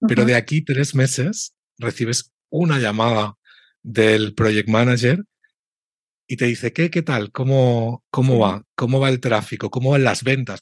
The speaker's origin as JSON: {"language": "Spanish", "country": "Spain", "said": "yo tengo como español"}